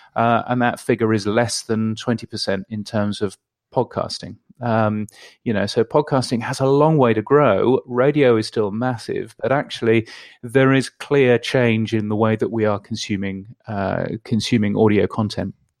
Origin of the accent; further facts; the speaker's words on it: United Kingdom; now in Australia; I live in Australia, but I'm a Brit, as you can tell from my ridiculous accent